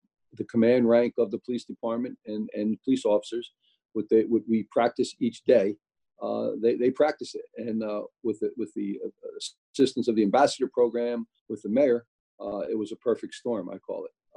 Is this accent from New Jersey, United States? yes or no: yes; Newark, New Jersey, United States; born or raised there